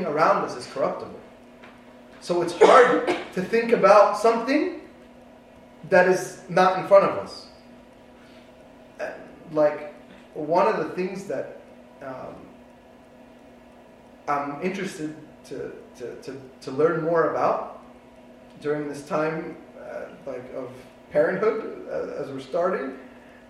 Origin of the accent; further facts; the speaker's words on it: East Coast, United States; moved away; I grew up with in the East Coast